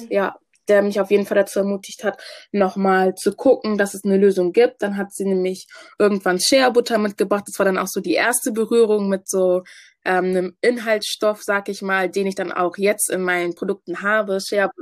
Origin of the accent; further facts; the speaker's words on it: Hamburg, Germany; ich komme ursprünglich aus Ghana, wurde aber in Hamburg geboren